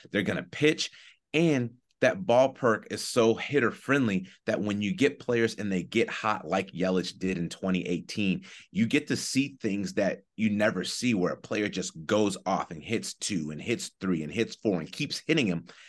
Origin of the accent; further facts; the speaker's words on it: Chicago, Illinois, United States; my hometown of Chicago